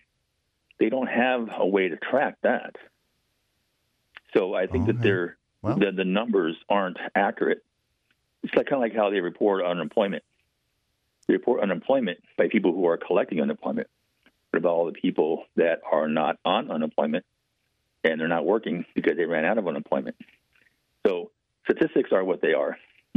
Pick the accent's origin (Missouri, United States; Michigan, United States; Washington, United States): Washington, United States; Bellingham; when I grew up here in Bellingham